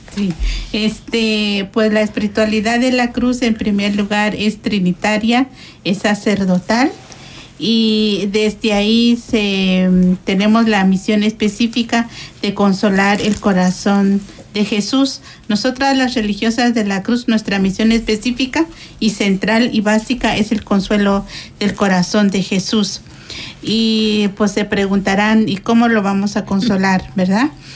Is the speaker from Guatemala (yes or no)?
yes; Guatemala; moved away as an adult; now in San Salvador, El Salvador; soy originaria de Guatemala y tengo un mes este, llegando aquí a la comunidad de San Salvador